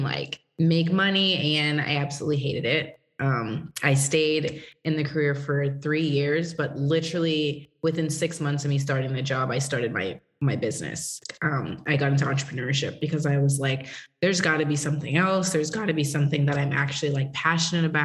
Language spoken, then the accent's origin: English; Massachusetts, United States; moved away as an adult; also born or lived in Tennessee; So I grew up in Massachusetts. In a town, you know, nobody really knows about it, about an hour from Boston.